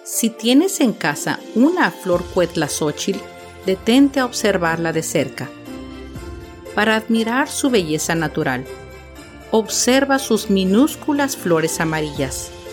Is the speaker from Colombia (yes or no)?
no; Mexico; nuestro país